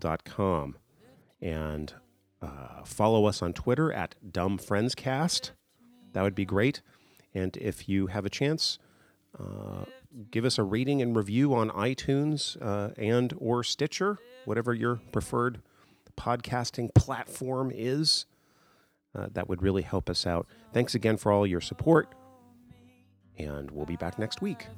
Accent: California, United States; being Californian

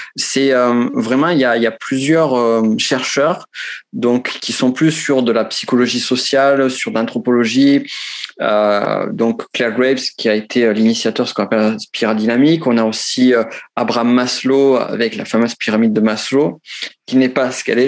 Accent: Pyrenees, France; accent: Pyrenees; moved away as an adult; also born or lived in Toulouse; now in Chile; je viens des Pyrénées. J'ai vécu, ça sent à mon accent. Certains pensent accent de Marseille ou de Toulouse, non, c'est accent de, du, du, du, fin fond des Pyrénées.

